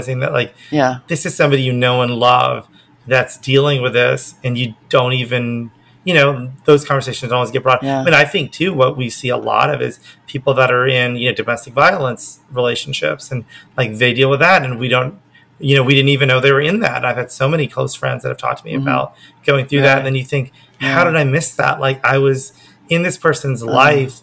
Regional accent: Oklahoma, United States; now in Los Angeles, United States; I grew up in Oklahoma

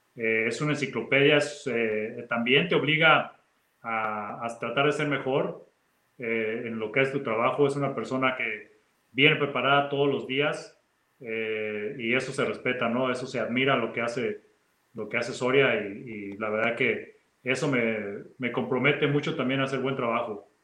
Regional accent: Mexico; moved away as an adult; me hubiera regresado a México desde mi segundo o tercer año

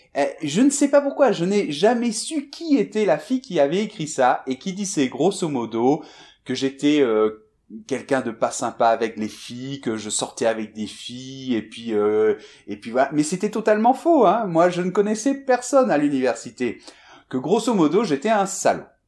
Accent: Bordeaux, Nouvelle-Aquitaine, France; moved away as an adult; also born or lived in Madrid; je suis né en France, je suis de Bordeaux à la base

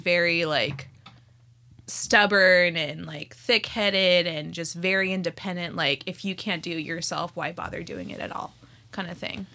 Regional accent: Scottsdale, Arizona, United States; first language Spanish; English is a second language; also born or lived in Whittier, California; now in Los Angeles, United States; I was born in Whittier, California, and then I was raised in Scottsdale, Aris-, Arizona

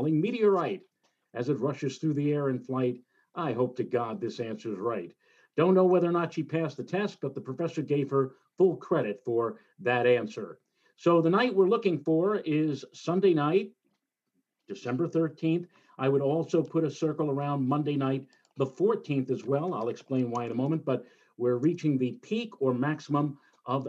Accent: New York City, New York, United States; during my youth, when I was growing up in the Throgs Neck part of the Bronx

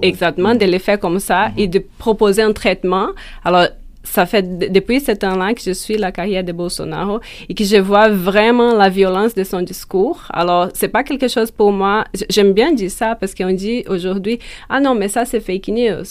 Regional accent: Brazil; moved away as an adult; now in Montreal, Canada; en tant que brésilienne, en tant que, chercheuse féministe

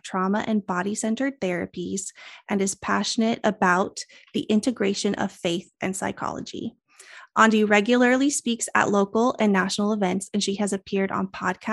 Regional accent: Colorado, United States; now in Spokane, United States; I'm also a Colorado girl. I was born and raised in Colorado. I live in Spokane, Washington now.

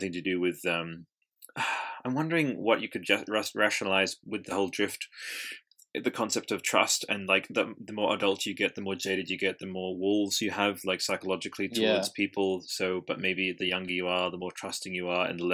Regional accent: Australia; I'm Australian and I don't even fucking speak like

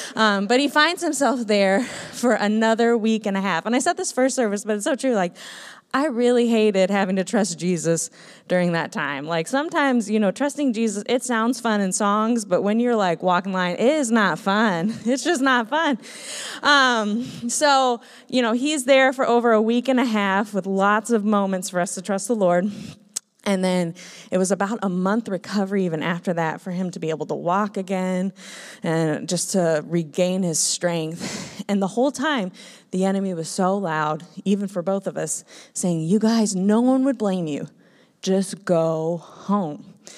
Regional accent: Minnesota, United States; moved away; I grew up in Minnesota

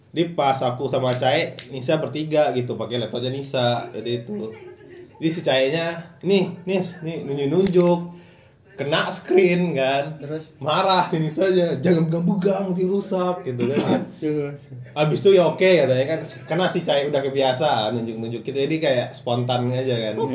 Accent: Majalengka, West Java, Indonesia; dia tahu kan aku orang Majalengka dia orang kuningan gitu

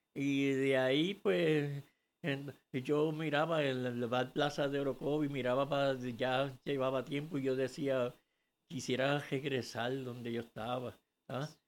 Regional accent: Puerto Rico; born or raised there; also born or lived in Orocovia, Puerto Rico

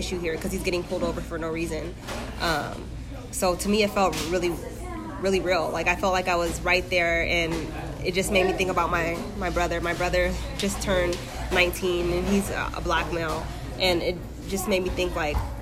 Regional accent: Lynwood, California, United States; moved away; also born or lived in Ventura County, California; my cousins that I grew up in Linwood

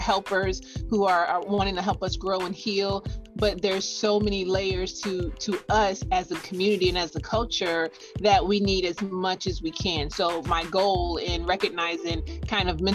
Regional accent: Virginia, United States; also born or lived in South Carolina; now in Greenville, United States; I'm originally from Virginia

